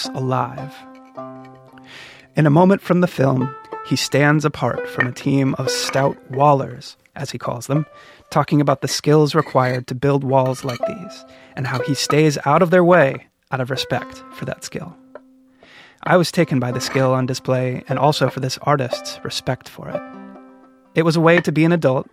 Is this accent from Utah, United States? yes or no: no; Portland, Oregon, United States; my hometown, Portland, Oregon